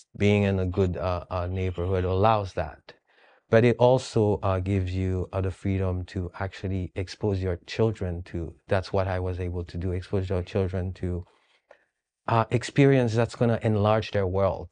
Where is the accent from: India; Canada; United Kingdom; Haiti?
Haiti; moved away; I'm from Haiti.